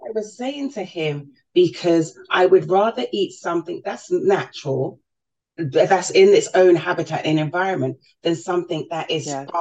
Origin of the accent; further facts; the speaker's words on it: London, United Kingdom; I was born and raised in in London